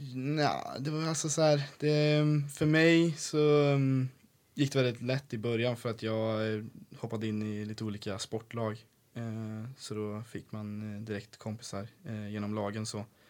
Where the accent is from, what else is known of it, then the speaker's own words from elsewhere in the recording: Sweden; also born or lived in Canada; Jag var den enda från Sverige i år.